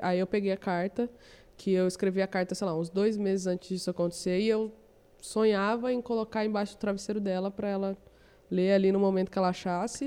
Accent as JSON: {"language": "Portuguese", "town": "São José dos Campos", "region": "São Paulo", "country": "Brazil", "tie": "born or raised there", "said": "eu nasci em São José dos Campos, aí eu trabalhava no hotel"}